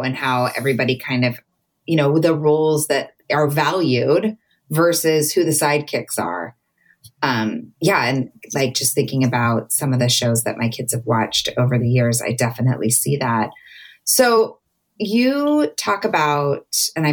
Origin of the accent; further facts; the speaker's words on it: Southern California, United States; I grew up in Southern California at the beach